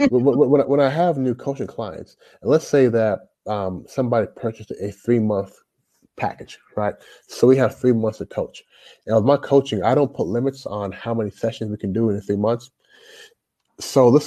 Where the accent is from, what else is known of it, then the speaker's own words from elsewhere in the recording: Toronto, Ontario, Canada; now in United States; I'm a Canadian born Jamaican.